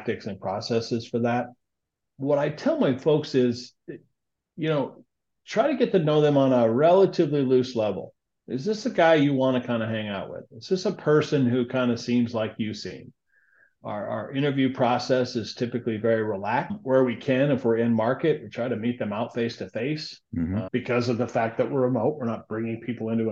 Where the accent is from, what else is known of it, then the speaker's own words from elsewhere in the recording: South Dakota, United States; moved away; also born or lived in Southwest Minnesota; born in Southwest Minnesota, raised in South Dakota.